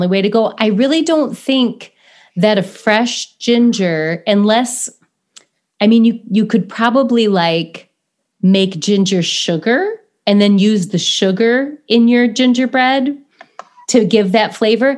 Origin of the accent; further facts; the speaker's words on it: United States; we're so American